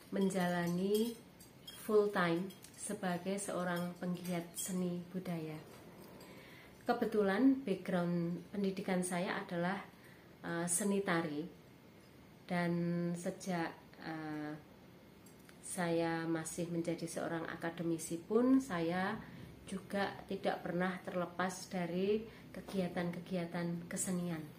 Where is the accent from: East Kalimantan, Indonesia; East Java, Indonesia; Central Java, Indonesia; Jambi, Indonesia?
Central Java, Indonesia; Surakarta; Saya berasal dari Kota Budaya, Solo atau Surakarta, dan juga tinggal